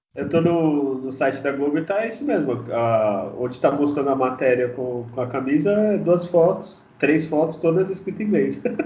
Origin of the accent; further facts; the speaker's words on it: Santos, São Paulo, Brazil; Como eu sou de Santos